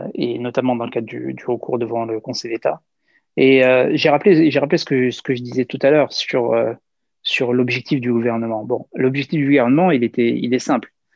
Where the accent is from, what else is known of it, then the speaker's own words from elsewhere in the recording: France; en France, on a euh, pleinement notre, notre place, euh, euh, puisqu'on est français